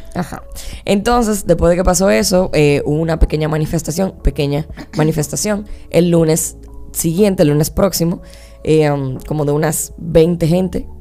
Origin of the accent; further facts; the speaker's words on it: Dominican Republic; aquí en mi país, aquí en mi generación